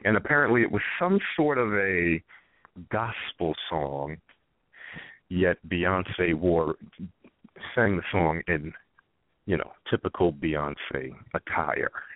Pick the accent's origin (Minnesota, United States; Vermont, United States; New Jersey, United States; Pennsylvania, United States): New Jersey, United States; Whitney Houston's hometown; Whitney Houston's from my hometown, so I had I saw her a few times growing up